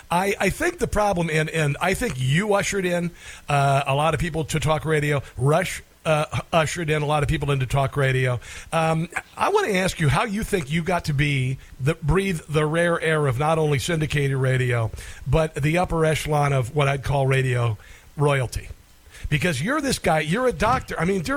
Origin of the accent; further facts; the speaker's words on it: Neola, Iowa, United States; my hometown in Neola, Iowa.